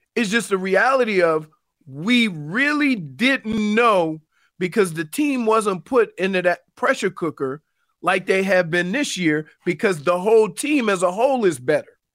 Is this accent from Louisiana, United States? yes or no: yes; New Orleans, Louisiana, United States; moved away; my hometown team, the Saints